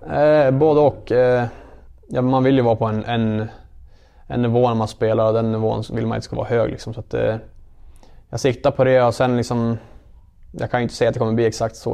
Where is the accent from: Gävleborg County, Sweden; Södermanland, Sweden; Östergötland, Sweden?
Gävleborg County, Sweden; Gävle; Alla vi spelar som är härifrån.